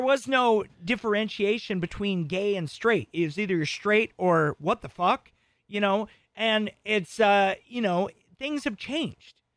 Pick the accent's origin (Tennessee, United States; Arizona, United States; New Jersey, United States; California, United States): Arizona, United States; all my friends growing up in Arizona were Mormon